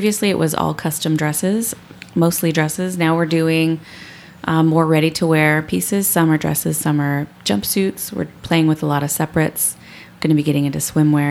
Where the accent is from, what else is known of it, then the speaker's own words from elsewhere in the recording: Eagle, Idaho, United States; also born or lived in Boise, Idaho; I'm from here. I was born and raised here. Born at St. Luke's downtown.